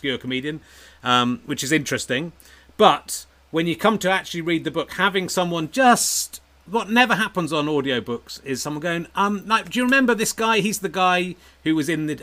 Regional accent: Dorset, South West England, United Kingdom; it should be Dorset. It's kind of where I grew up

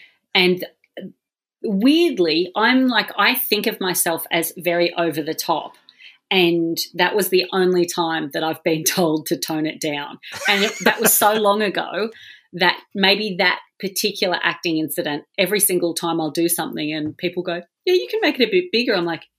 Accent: Australia; Being Australian, we take culture from both of those and ignore our indigenous culture.

